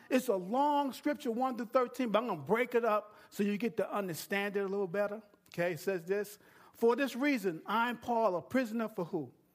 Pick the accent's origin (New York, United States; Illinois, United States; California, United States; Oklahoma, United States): New York, United States; moved away; I'm from New York